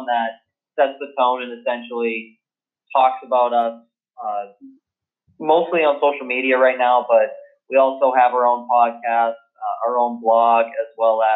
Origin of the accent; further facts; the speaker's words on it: Boston, Massachusetts, United States; also born or lived in Winter Park, Florida; I grew up in Boston, Massachusetts, up in the New England area